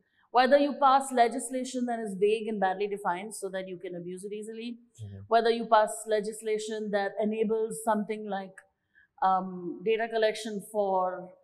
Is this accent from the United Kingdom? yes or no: no; India; I'm from India